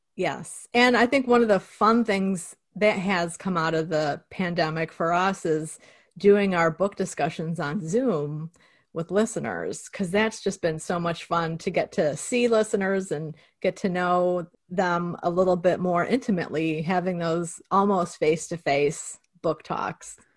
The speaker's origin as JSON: {"language": "English", "town": "Cicero", "region": "Illinois", "country": "United States", "tie": "born or raised there", "said": "I grew up in Cicero, Illinois, and Western Electric was there"}